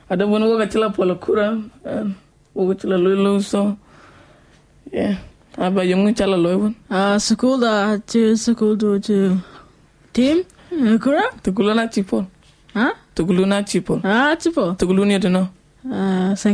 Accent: Papua New Guinea; I have never been to Iran, and you know, I I grew up in Papua New Guinea

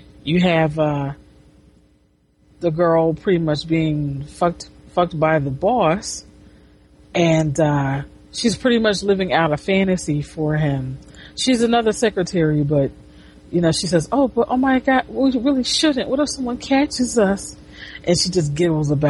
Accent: United States; I'm an American

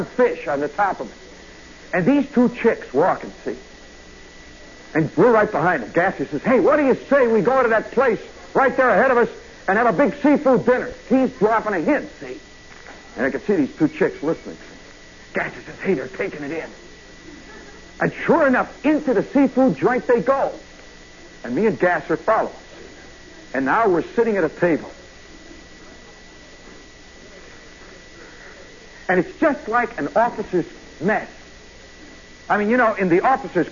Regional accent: Midwest, United States; moved away; I'm from the Midwest

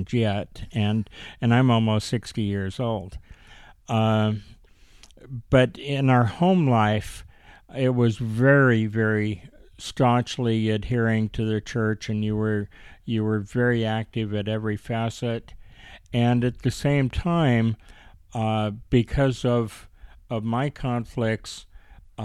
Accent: Mesa, Arizona, United States; I grew up primarily in Mesa, Arizona

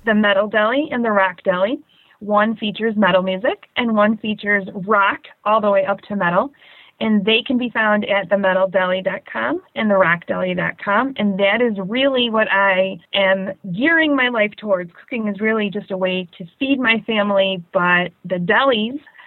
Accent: Chicago, Illinois, United States; I'm from Chicago, Illinois

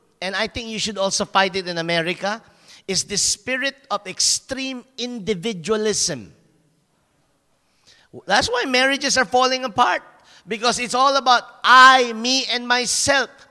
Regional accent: Philippines; moved away as an adult; now in Germany; I'm very small as a Filipino

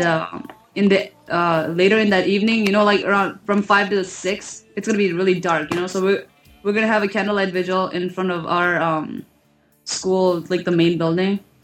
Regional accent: Minnesota, United States; I'm from Minnesota. I go to the University of Minnesota

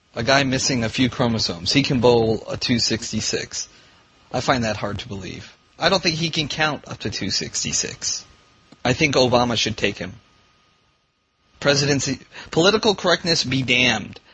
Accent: Vietnam; moved away; I was born in Vietnam

